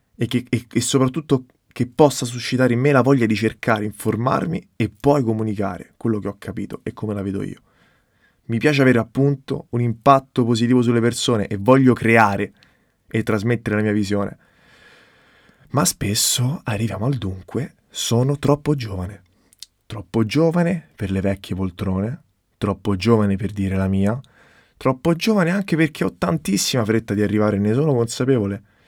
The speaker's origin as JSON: {"language": "Italian", "town": "Rome", "region": "Lazio", "country": "Italy", "moved": "as an adult", "lives_now": "Florence, Italy", "said": "vengo da Roma, ma studio fashion business a Firenze"}